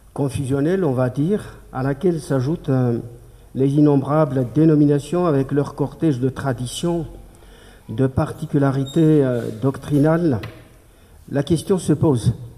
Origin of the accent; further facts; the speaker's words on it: Madagascar; ici en tant, en tant que malgache